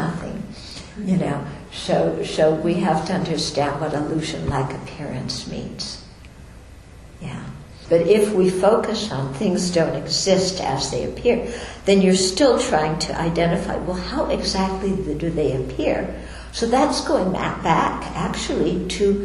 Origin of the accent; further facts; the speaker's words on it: United States; I'm an American, I'm a woman, I'm a nun, I'm Caucasian, I'm from Jewish background